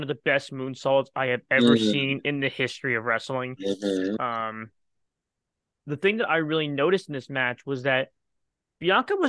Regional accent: New Jersey, United States; I'm from Jersey, so we're used to the North crowd

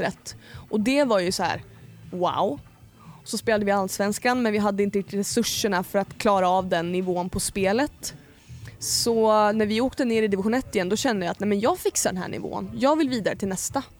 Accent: Ljusne, Gävleborg County, Sweden; moved away; also born or lived in Hofors / Gästrikland; Ljusne i Hälsingland. Men jag är också upp, alltså uppväxt delvis i Gästrikland, liksom Gävle, Hofors också

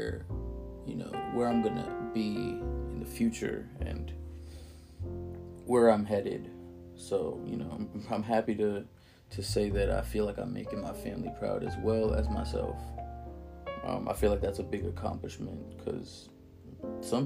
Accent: Montgomery County, Maryland, United States; also born or lived in Philadelphia, Pennsylvania / Silver Spring, Maryland; I grew up primarily in Montgomery County, Maryland. With separated parents, I moved back and forth from city to city, primarily from Philadelphia, Pennsylvania, and Montgomery Village, Maryland.

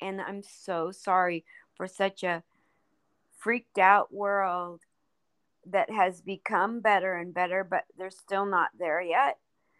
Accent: Oregon, United States; No. I'm from Oregon.

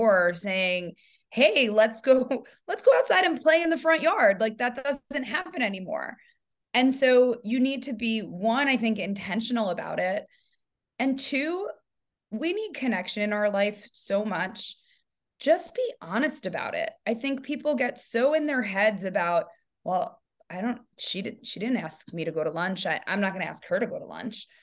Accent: New York, United States; moved away as an adult; now in San Francisco, United States; I live in San Francisco, but I am a New Yorker. I moved from New York 7 years ago.

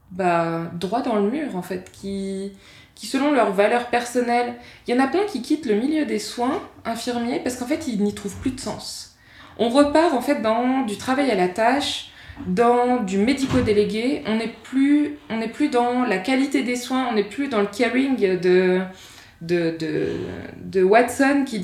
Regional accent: France; moved away as an adult; now in Switzerland; Moi, quand je suis arrivée en Suisse, venant de France, je me suis dit waouh

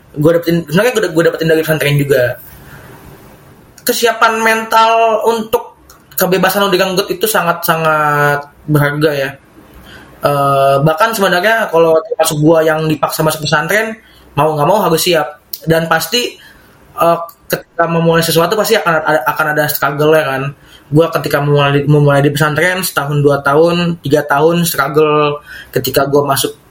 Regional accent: Jakarta, Indonesia; Gue kan memang dari dari kecil Jakarta ya. Dan ketahuan sekarang setelah lulus pesantren kalau gue memang lebih nyaman di Jakarta meskipun memang keras juga kehidupannya.

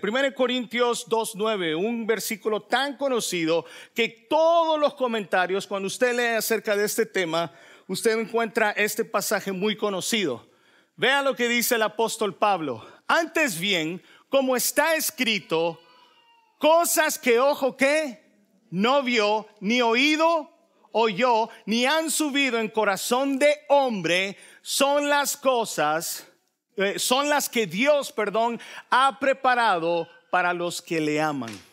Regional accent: El Salvador; yo soy salvadoreño

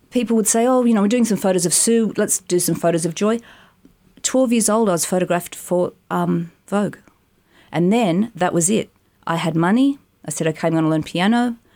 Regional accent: Haberfield, New South Wales, Australia; In Haberfield. Um, we lived in, well, basically, I was um, in my parents' room till I was like five because in a cot.

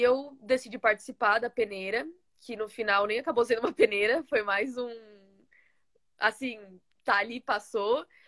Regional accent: Osasco, São Paulo, Brazil; now in United States; eu sou de São Paulo, nasci em São Paulo. Eu mo é, morava, né, no caso, em Osasco. Sempre morei bem na divisa de São Paulo-Osasco

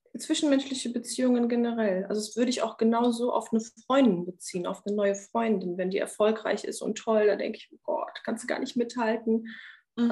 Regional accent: Germany; also born or lived in Romania; Als wir nach Deutschland gekommen sind, in der Grundschule

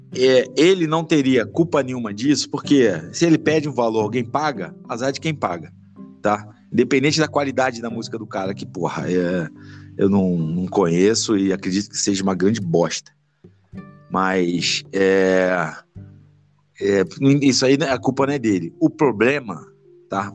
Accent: Petrópolis, Rio de Janeiro, Brazil; Eu sou, sou de Petrópolis

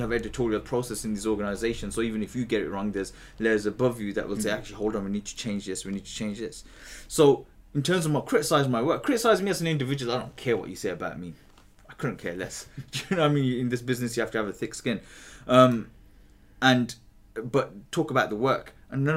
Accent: Birmingham, West Midlands, United Kingdom; moved away as an adult; also born or lived in East London; now in London, United Kingdom; I'm born and bred in Birmingham, Alam Rock. Mm-hmm. You know, I grew up there

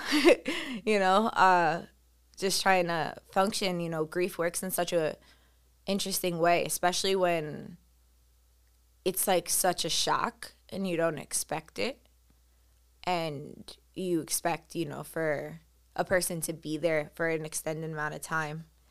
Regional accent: New York City, New York, United States; Growing up on Staten Island, I felt like I was one of the, I didn't know a lot of Colombian people

